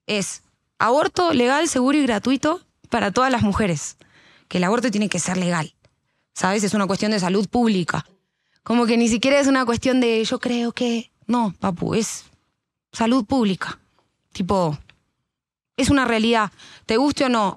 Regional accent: Argentina; moved away as an adult; now in Colombia; yo vengo de Argentina, no vengo de Canadá

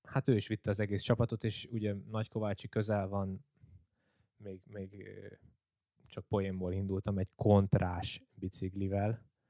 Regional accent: Csömör, Pest, Hungary; csömörön éltem le itt Pest mellett az egész életemet

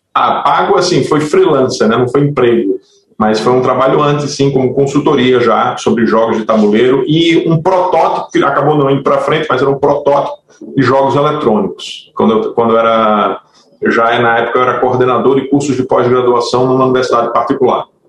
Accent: Natal, Rio Grande do Norte, Brazil; A, a Massive Work Studio funciona em Natal, eu sou de Natal

